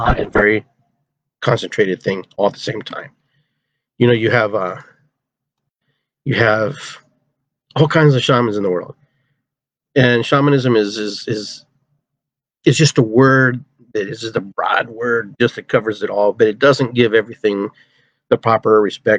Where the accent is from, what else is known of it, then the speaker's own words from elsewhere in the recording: Peru; now in United States; I'm from Peru.